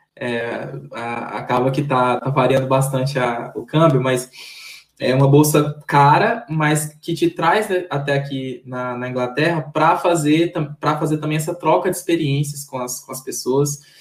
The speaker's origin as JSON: {"language": "Portuguese", "region": "Maranhão", "country": "Brazil", "said": "eu sou maranhense"}